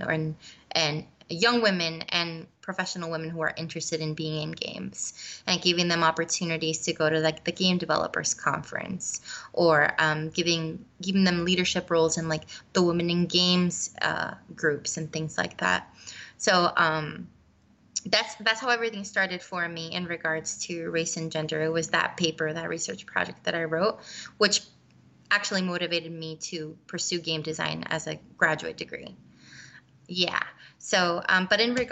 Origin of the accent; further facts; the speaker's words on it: Puerto Rico; I'm from Puerto Rico. I was born and raised there.